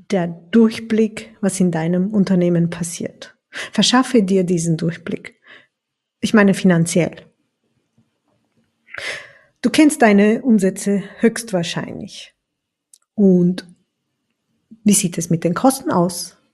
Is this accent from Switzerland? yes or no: no; Turkey; das Schicksal ist nämlich für so viele Sachen zuständig in meiner Heimat, in der Türkei.